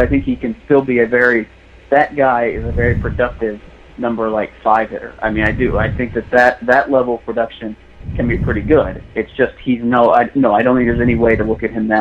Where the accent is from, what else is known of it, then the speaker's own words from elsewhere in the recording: Missouri, United States; moved away; I grew up in Missouri. I think for my friends back home in Missouri